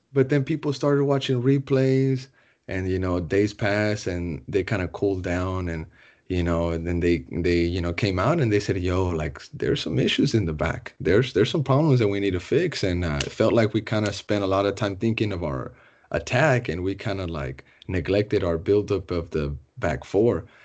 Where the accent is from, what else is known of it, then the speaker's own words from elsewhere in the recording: Austin, Texas, United States; I'm born and raised in Austin